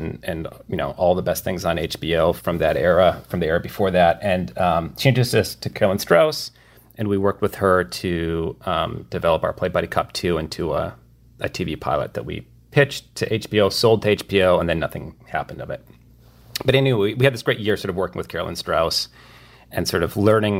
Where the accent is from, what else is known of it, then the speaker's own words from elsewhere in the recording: Midwest, United States; and also because we're from the Midwest